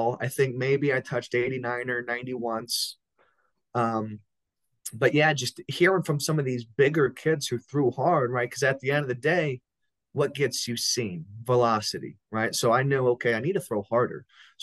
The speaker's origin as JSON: {"language": "English", "town": "Las Vegas", "region": "Nevada", "country": "United States", "tie": "born or raised there", "said": "growing up in Las Vegas, you know, we have pretty great weather year round."}